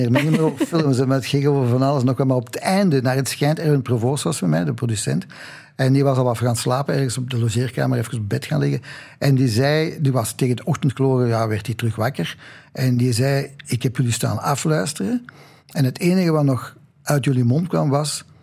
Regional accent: Belgium; En ik ben ook wel zo hoor, want ik ben een Belg in hart en nieren.

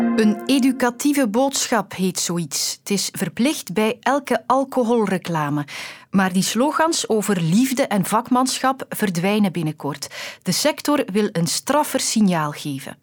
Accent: Belgium; wij als Belgen

